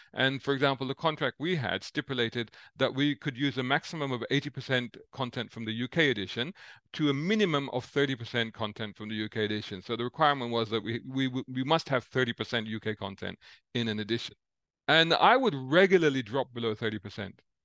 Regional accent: London, United Kingdom; also born or lived in Saudi Arabia; I grew up seventies, eighties in central London

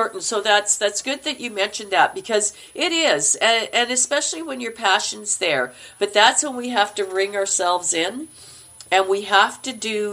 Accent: Manitoba, Canada; accent: Canuck; moved away; I'm from Manitoba, and we speak very Minnesotan.

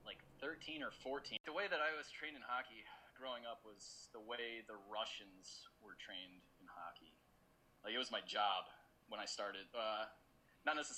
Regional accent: Edison, New Jersey, United States; I was born actually in Edison, New Jersey, same hospital as John Bon Jovi.

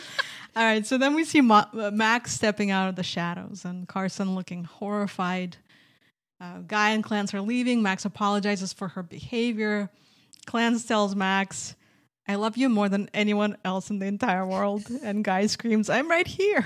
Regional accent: Minsk, Belarus; moved away; I'm from Minsk, Belarus

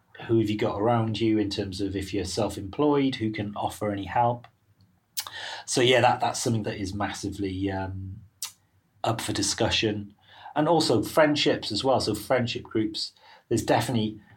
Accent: Wales, United Kingdom; moved away as an adult; now in London, United Kingdom; I'm Welsh

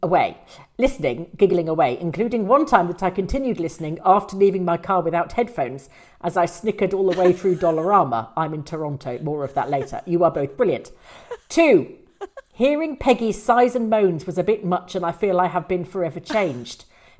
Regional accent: England, United Kingdom; moved away; I am actually English and of the Rob attempted murder pedigree. I've been out of the UK for 16 years

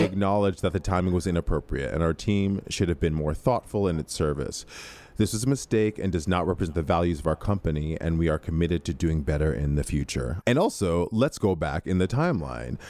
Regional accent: Midwest, United States; I grew up in the Midwest

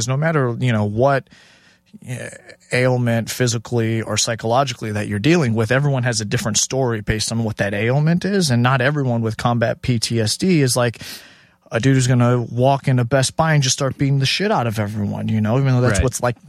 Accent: Chicago, Illinois, United States; also born or lived in Houston / Minneapolis / New York / Los Angeles; in the way I grew up in Chicago and then Houston and then a transplant to Minneapolis and New York, LA for a bit.

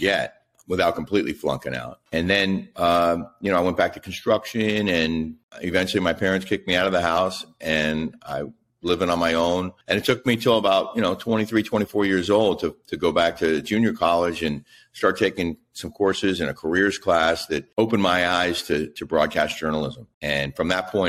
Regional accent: Silver Spring, Maryland, United States; also born or lived in Fort Campbell, Kentucky / College Park, Maryland; I grew up in the D.C. area, first in College Park and then Silver Spring

